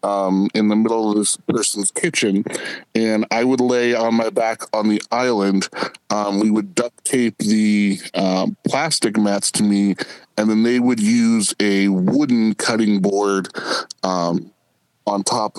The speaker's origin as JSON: {"language": "English", "region": "Midwest", "country": "United States", "tie": "born or raised there", "moved": "as an adult", "said": "I was out from the Midwest. You know, my town was 2,000 people"}